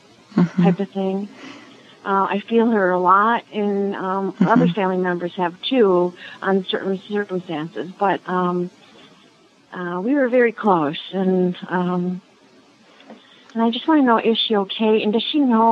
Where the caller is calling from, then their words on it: Swartz Creek, Michigan, United States; I am in mid-Michigan, Swartz Creek, Michigan.